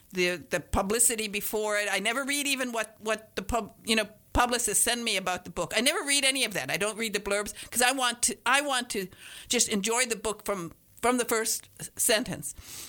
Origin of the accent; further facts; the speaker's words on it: Upper Peninsula, Michigan, United States; I'm a Michigander. I'm from the Upper Peninsula. I'm a Youper.